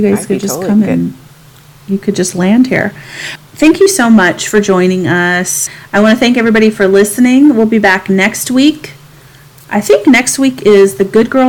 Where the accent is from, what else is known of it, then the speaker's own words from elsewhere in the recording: the South, United States; moved away; also born or lived in San Diego; growing up in the South